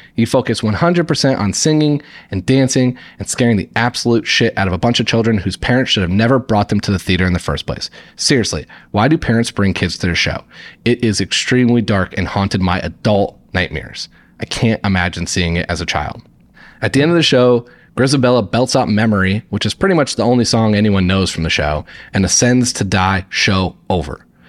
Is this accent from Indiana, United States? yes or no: yes; Indiana, United States; moved away as an adult; now in New York City, United States; I grew up in Indiana and lived in Indiana until two thousand sixteen when I moved to New York for a job